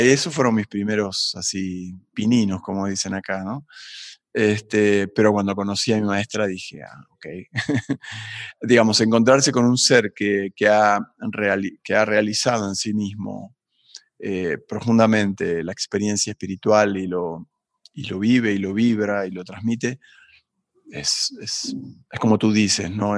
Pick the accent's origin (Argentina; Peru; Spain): Argentina; Buenos Aires; moved away as an adult; also born or lived in Tafí del Valle, Tucumán, Argentina / United States; now in Mexico; yo nací en Buenos Aires, en un barrio que se llama Barrio Piedrabuena